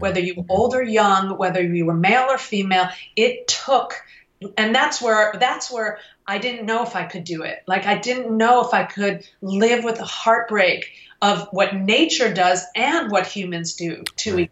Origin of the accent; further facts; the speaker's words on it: Detroit, Michigan, United States; I was from Detroit